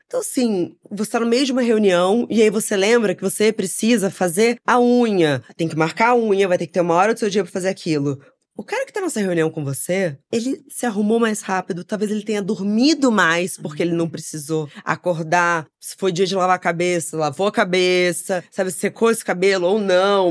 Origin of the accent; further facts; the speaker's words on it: Rio de Janeiro, Brazil; Crescemos no Rio de Janeiro